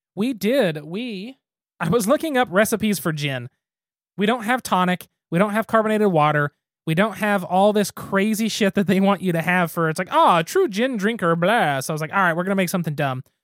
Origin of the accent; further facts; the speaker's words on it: Gary, Oklahoma, United States; my hometown does not need to be the capital of anything